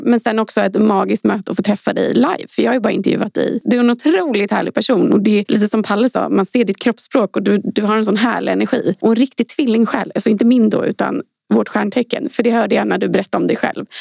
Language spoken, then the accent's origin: Swedish; Sweden; vi svenskar